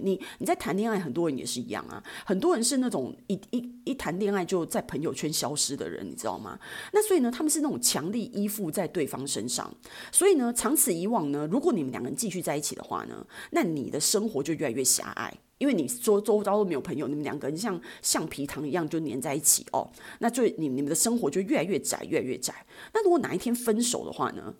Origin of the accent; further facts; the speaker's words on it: Taipei, Taiwan; 像我这种从小在台北土生土长的孩子